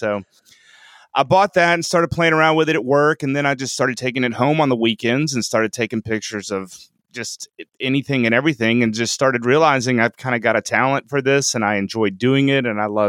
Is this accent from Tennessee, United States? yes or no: yes; Franklin, Tennessee, United States; So I'm from Franklin, Tennessee, which is sort of a suburb of Nashville. And I'm a dentist here in town.